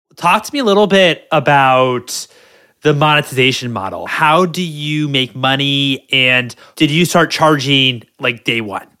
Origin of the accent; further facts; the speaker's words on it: Washington, District of Columbia, United States; now in California, United States; I'm from the East Coast. I'm from Washington D.C.